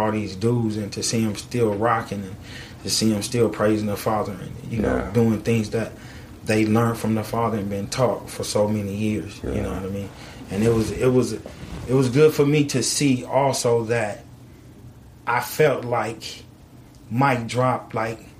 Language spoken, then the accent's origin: English; California, United States; I'm from California